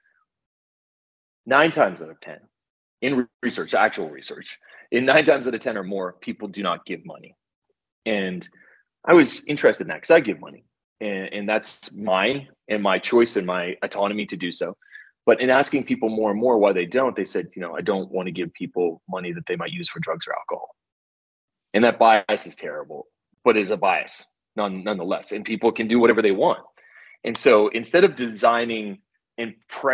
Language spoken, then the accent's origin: English; East Coast, United States; moved away; I'm from the East Coast, so I'm very conversive with people